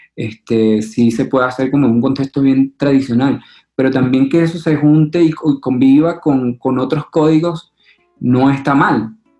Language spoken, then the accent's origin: Spanish; Venezuela; now in Colombia; Mi papá y mi mamá son colombianos. Eh, llegaron en los 70, 80 a Venezuela